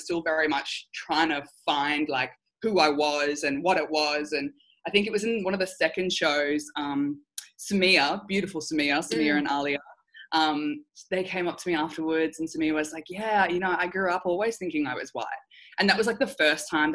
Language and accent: English; Australia; also born or lived in Tonga (ancestry); I culturally identify as Tongan Australian.